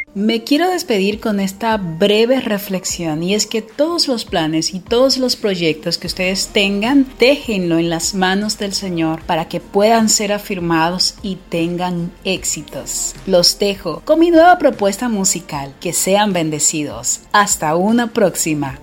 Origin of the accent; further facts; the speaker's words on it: Dominican Republic; now in Rosario, Argentina; Soy dominicana, pero actualmente resido en Argentina, en la ciudad de Rosario Santa Fe